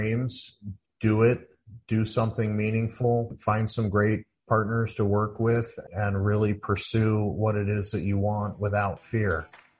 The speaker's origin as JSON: {"language": "English", "town": "St. Louis", "region": "Missouri", "country": "United States", "tie": "born or raised there", "said": "I grew up in St. Louis, Missouri"}